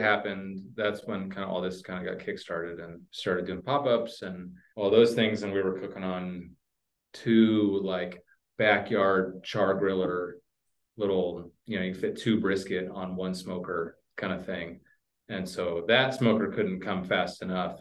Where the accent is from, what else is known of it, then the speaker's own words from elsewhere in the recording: Oklahoma, United States; moved away as an adult; also born or lived in Dallas, Texas / Italy / California / Seattle, Washington; now in Hood River, United States; I grew up in Oklahoma, uh, lived there through college